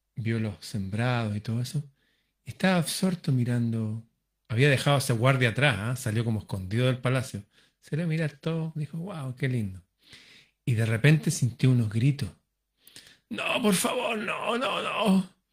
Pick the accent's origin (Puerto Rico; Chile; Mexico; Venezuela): Chile; mi país, Chile